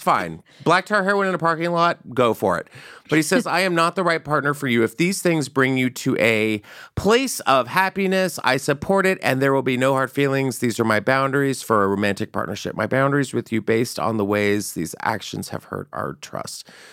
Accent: San Antonio, Texas, United States; born or raised there

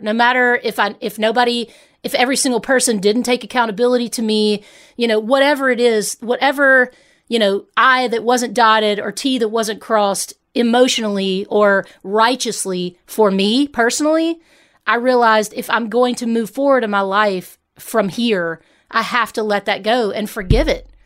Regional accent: Hernando, Mississippi, United States; moved away; also born or lived in Memphis, Tennessee; I grew up in Hernando, Mississippi

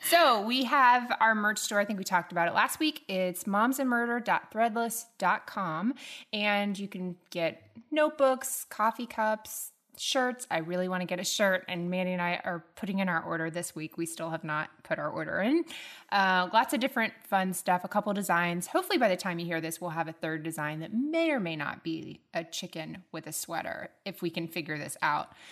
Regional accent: Tallahassee, Florida, United States; I'm a Tallahassee lassie.

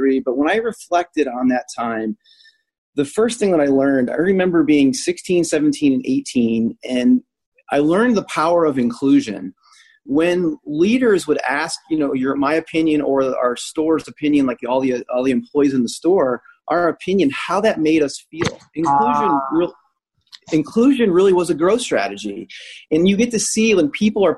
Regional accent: Illinois, United States; moved away; also born or lived in Indianapolis, Indiana; I grew up 45 minutes outside of Chicago

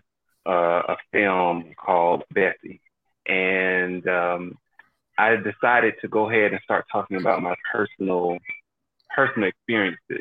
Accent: Daytona Beach, Florida, United States; now in New York City, United States; born and raised in Daytona Beach, Florida. I now reside in New York City

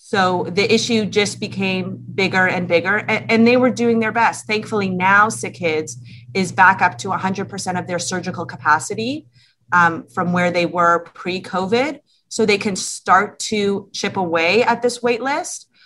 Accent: Toronto, Ontario, Canada; we're both from Toronto, families are here

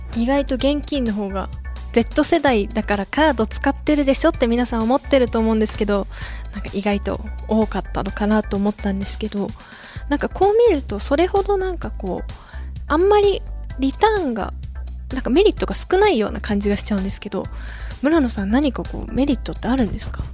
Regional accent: Aichi, Japan; 地元愛知出身で

